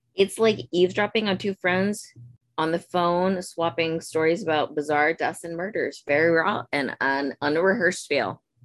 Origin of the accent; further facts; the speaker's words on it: Chicago, Illinois, United States; I'm from Chicago